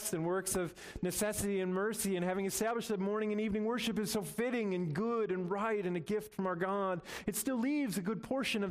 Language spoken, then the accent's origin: English; United States; as American Christians